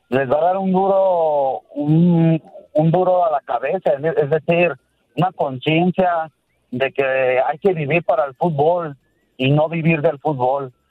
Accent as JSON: {"language": "Spanish", "country": "Mexico", "said": "Es una liga que nos da la oportunidad"}